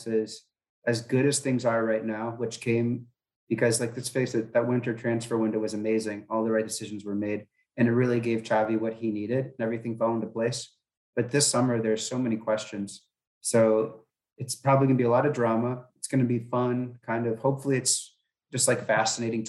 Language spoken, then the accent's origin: English; United States; I'm an American